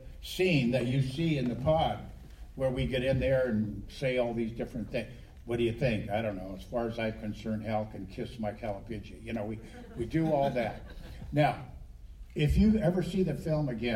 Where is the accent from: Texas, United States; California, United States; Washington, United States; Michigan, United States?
California, United States; I'm from California